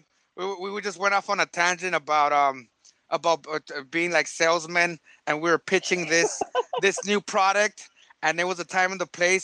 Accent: San Diego, California, United States; we're from San Diego

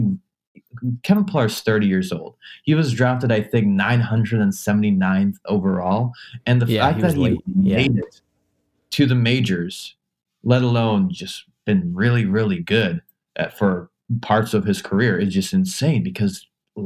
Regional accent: Canada; as a Canadian

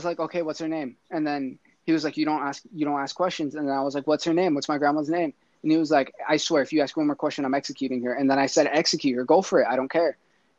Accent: Michoacán, Mexico; I'm from Michoacán.

